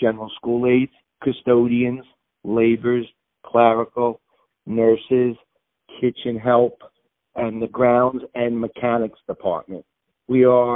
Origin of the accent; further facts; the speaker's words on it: New Rochelle, New York, United States; I was born and raised in New Rochelle and had a business in New Rochelle. I went through the New Rochelle schools